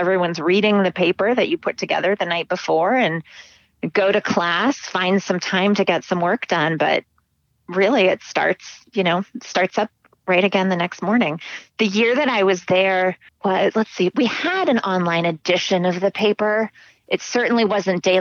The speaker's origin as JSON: {"language": "English", "town": "Scottsdale", "region": "Arizona", "country": "United States", "tie": "born or raised there", "also_born_or_lived": "Hanover, New Hampshire", "moved": "as an adult", "said": "I grew up in Scottsdale, Arizona"}